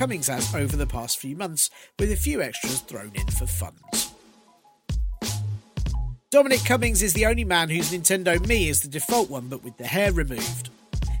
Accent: London, United Kingdom; I was born in London, grew up in London and do a lot of work in London

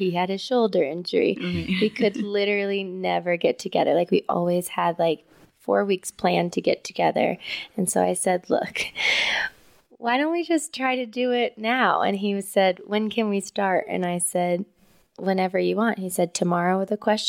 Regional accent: Bakersfield, California, United States; Bakersfield, which is my hometown

